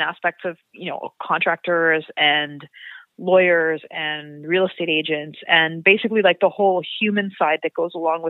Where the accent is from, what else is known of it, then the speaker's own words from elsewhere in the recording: Montreal, Quebec, Canada; moved away as an adult; also born or lived in Toronto / Vancouver; I grew up in Montreal